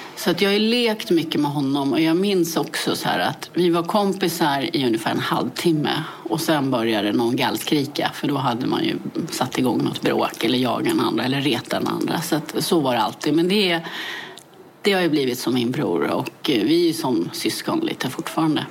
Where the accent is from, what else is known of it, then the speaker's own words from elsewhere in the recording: Täby, Stockholm County, Sweden; jag är född i Täby och växte upp i Täby.